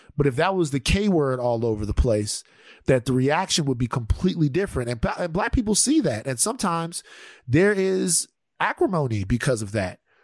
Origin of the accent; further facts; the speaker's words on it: Louisiana, United States; I'm a Louisianian